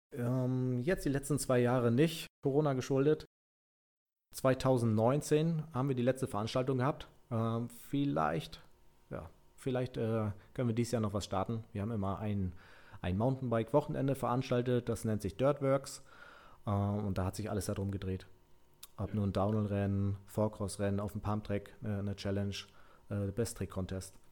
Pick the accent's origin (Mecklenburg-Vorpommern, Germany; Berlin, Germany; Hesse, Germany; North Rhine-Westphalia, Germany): Mecklenburg-Vorpommern, Germany; bei uns in Mecklenburg-Vorpommern